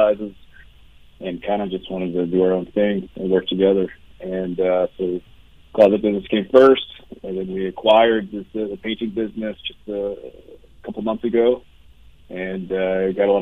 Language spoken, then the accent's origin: English; southeastern Kentucky, United States; moved away; Solidly from Appalachian, Kentucky.